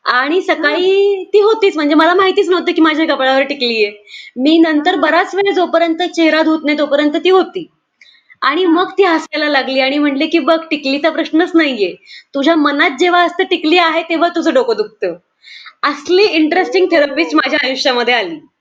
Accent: Markal, Maharashtra, India; also born or lived in Pune; मरकळ म्हणून गाव आहे तिथून मी आळंदीच्या पुढे दहा किलोमीटर असं ते आहे

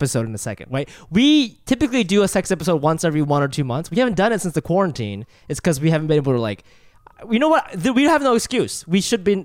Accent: Japan; I was born in Japan.

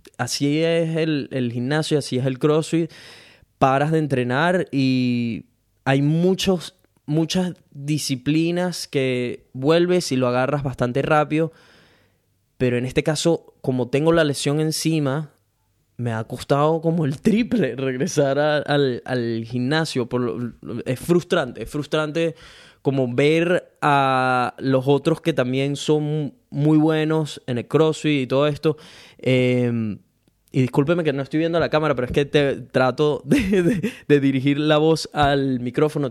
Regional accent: Venezuela; now in Brisbane, Australia; soy un latino venezolano que vive en Brisbane, Australia

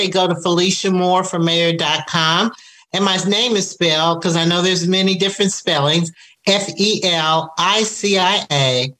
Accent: Indianapolis, Indiana, United States; moved away as an adult; now in Atlanta, United States; I'm originally from Indianapolis, Indiana

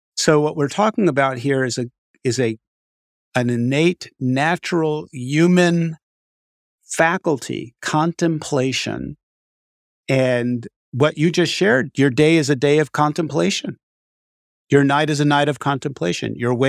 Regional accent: Far Rockaway, New York, United States; I grew up in Far Rockaway, New York, which is a very Hasidic, right around that area, and went to a Hasidic Hebrew school.

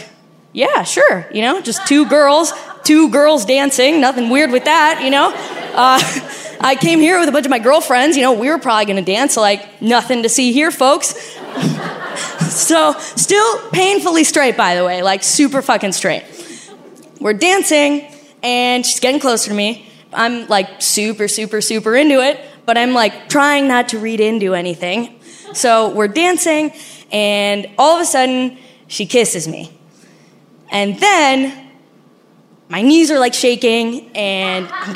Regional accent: Argentina; accent: Argentinian; My accent is Argentinian because I'm Argentinian

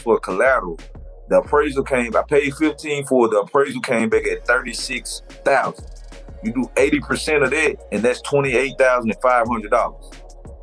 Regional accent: Monroe, Louisiana, United States; I grew up in the East Side Booker T area.

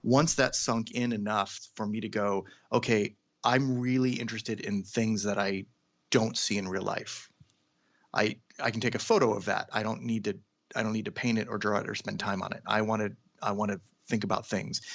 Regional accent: Seattle, Washington, United States; now in Los Angeles, United States; I'm from Seattle, Washington

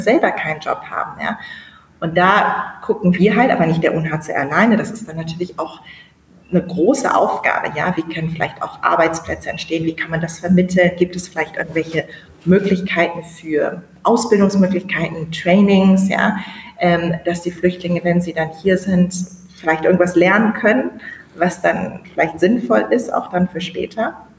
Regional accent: Bremen, Germany; moved away as an adult; now in Niamey, Niger; Ich komme aus Bremen, aus Norddeutschland

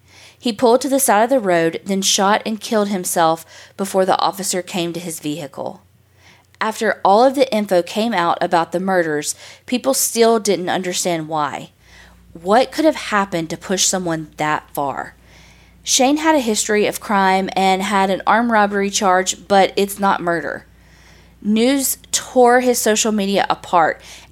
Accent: Morgantown, West Virginia, United States; I'm from West Virginia. I live just outside of Morgantown currently, but I have lived in Morgantown, West Virginia my whole life.

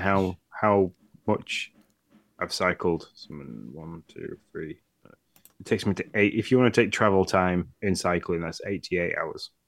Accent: Yorkshire and the Humber, United Kingdom; being the Yorkshireman of this podcast

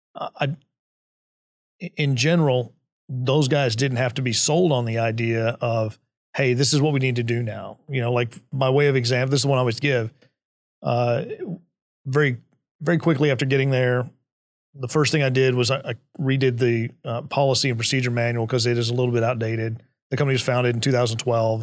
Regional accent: Midland, Texas, United States; I was, uh, was born and raised in Midland, Texas

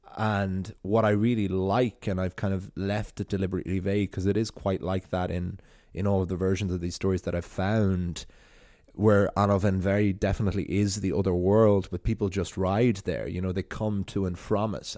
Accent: Wicklow, Leinster, Ireland; you can see Wales from my hometown

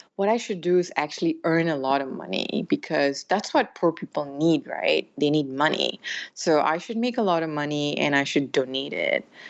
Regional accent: Malaysia; moved away as an adult; also born or lived in United States / United Kingdom / West Africa / Europe; I was born here in Malaysia. I'm a child of immigrants in a way because um, my grandfather came here from India and my dad was born here. Uh, so I grew up here

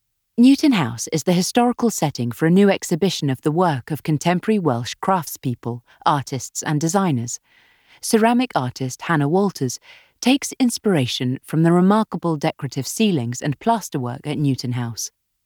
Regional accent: Australia; also born or lived in South America; I grew up in South America and Australia, and my degree was land and water science at the University of Sydney.

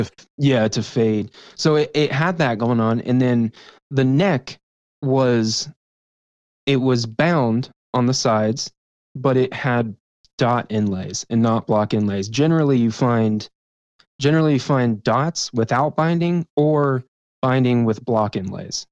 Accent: West Virginia, United States; moved away; back home in West Virginia

